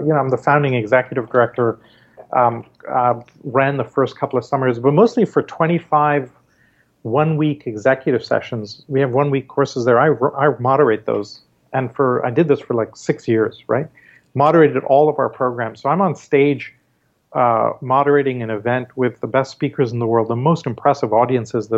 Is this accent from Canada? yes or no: yes; Canada; moved away; also born or lived in India / Mumbai, India; Growing up in Canada, and doing my schooling there